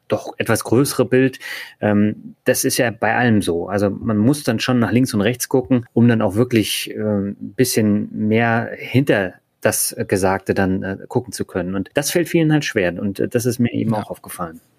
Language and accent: German; Berlin, Germany; moved away; Also ich bin ja auch in Berlin aufgewachsen